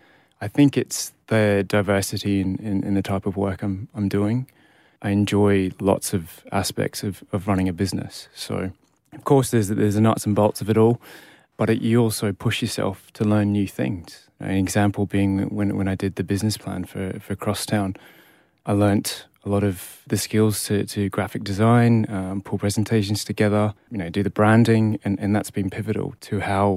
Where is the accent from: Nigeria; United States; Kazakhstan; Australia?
Australia; also born or lived in United Kingdom; but I guess I grew up in Australia. It's formative years there. Although I only spent 10 years of my life there.